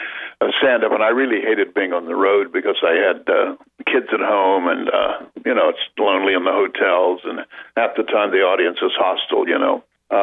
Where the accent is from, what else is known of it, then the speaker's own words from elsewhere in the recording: West Virginia, United States; I'm from West Virginia, where they even actually have hillbillies.